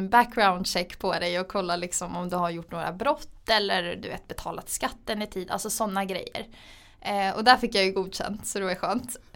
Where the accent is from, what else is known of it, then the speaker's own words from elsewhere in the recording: Gotland, Sweden; moved away as an adult; så jag är från Gotland från början. Eh, min familj flyttade dit när jag var liten. Eh, för mina föräldrar startade ett hotell som heter Furillen. Så jag är egentligen uppvuxen på ett hotell